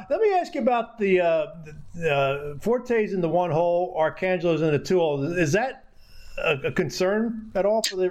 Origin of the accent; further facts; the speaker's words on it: Philadelphia, Pennsylvania, United States; moved away; I grew up in Philadelphia, going to games, Flyers games at the Spectrum